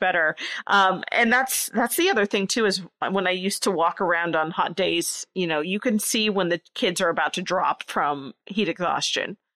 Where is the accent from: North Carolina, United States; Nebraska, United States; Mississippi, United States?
Nebraska, United States; I grew up in a very small area of Nebraska, very rural